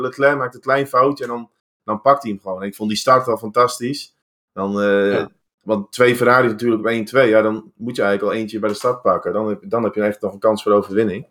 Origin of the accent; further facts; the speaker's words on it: Netherlands; wij als Nederlanders, Europeanen